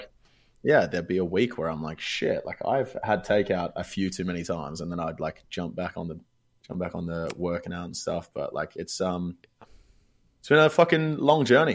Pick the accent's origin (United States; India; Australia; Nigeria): Australia; accent: Australian; I'm Australian. I can easily tell the difference between my accent